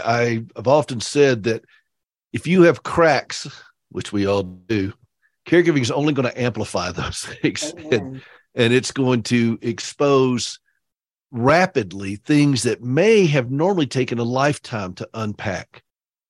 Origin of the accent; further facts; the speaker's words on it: Upstate South Carolina, United States; I am from that state, but I'm from the upstate of South Carolina